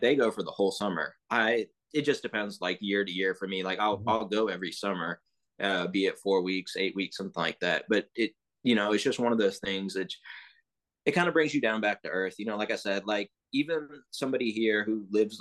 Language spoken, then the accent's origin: English; Texas, United States; also born or lived in England / Pakistan / Arlington, Texas; I grew up in Texas my whole life, actually